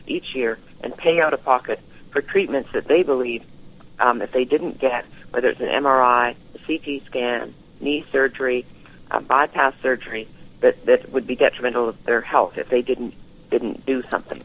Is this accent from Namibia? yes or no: no; Vancouver, British Columbia, Canada; I was born in, in Vancouver, uh, British Columbia